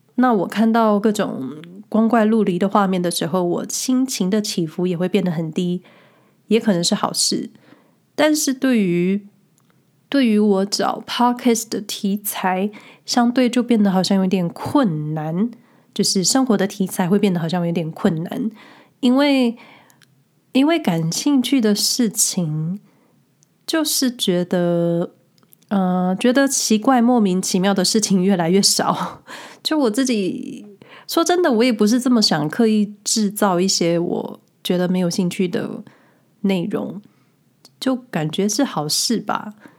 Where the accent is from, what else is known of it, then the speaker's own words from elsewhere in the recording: Taiwan; now in Switzerland; 之前回台湾的时候